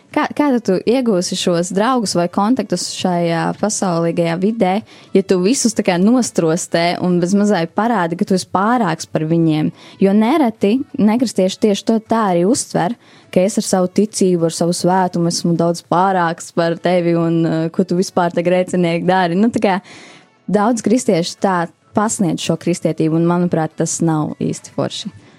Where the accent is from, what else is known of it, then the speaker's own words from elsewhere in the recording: Aizpute, Kurzeme, Latvia; moved away as an adult; now in Riga, Latvia; es nāku no mazas pilsētiņas, Skurzemē